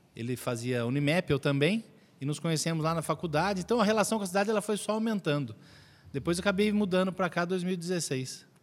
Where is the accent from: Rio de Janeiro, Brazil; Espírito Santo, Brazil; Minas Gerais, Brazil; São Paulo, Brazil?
São Paulo, Brazil; Mogi Mirim; now in Araras, Brazil; Eu sou nascido em Mojimirim